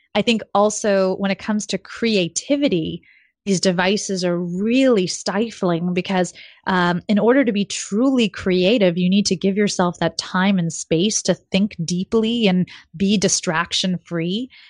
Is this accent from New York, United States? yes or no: yes; New York City, New York, United States; also born or lived in Silicon Valley; I grew up in New York City